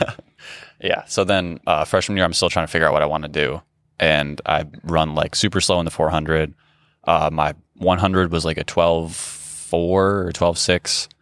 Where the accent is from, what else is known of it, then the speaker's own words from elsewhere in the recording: Grand Rapids, Michigan, United States; I grew up in Grand Rapids, Michigan